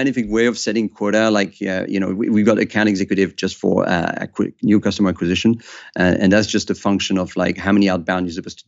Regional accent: Switzerland; we have a culture of secrecy in my home country in Switzerland

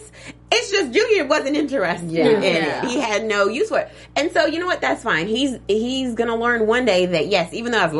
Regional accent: Kentucky, United States; I lived in military areas, so it was always very, very mixed, even though I grew up mostly in Kentucky

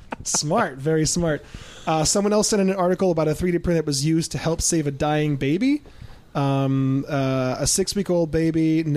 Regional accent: Ann Arbor, Michigan, United States; born or raised there

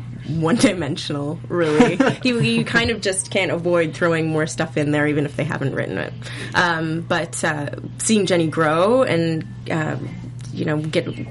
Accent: Canada; also born or lived in Toronto; I'm Canadian

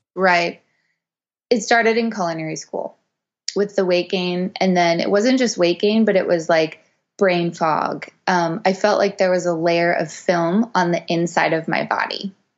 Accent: Montreal, Quebec, Canada; I'm from Montreal originally

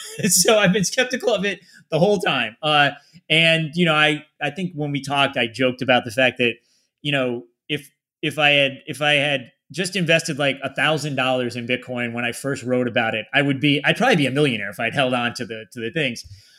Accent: Meriden, Connecticut, United States; born there; I'm living now about a half hour south of where it's not exactly where I grew up. I was born in Meriden, which is right near there, but yeah, about a half hour south.

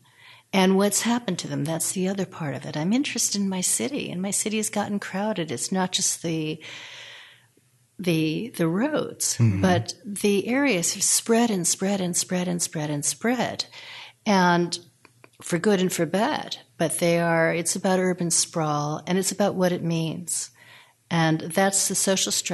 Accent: Los Angeles, California, United States; also born or lived in Detroit, Michigan; I consider myself a Californian. I came out here when I was 1 year old, and I grew up. My brother was a surfer. I grew up by the beach

